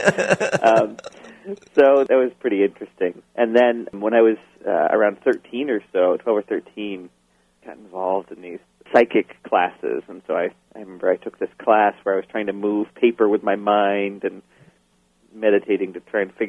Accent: Portland, Maine, United States; also born or lived in Syracuse, New York; I grew up in Portland, Maine, primarily. I was actually born in Syracuse, New York, but lived there only for a brief time.

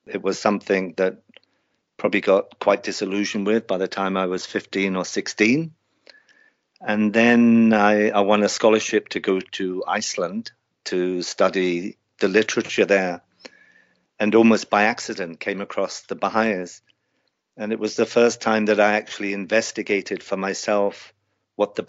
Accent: Kent, South East England, United Kingdom; moved away as an adult; now in Guyana; I grew up in Kent in the south of England

